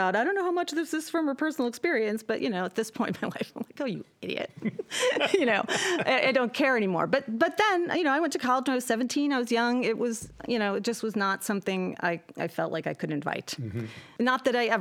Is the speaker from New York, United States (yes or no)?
yes; Depew, New York, United States; moved away as an adult; also born or lived in Cheektowaga, New York; I went to Depew High School